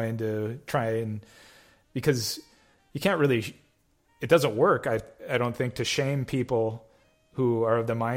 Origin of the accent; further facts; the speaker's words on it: Nisswa, Minnesota, United States; I'm originally from North Central Minnesota, up in the Nisswa area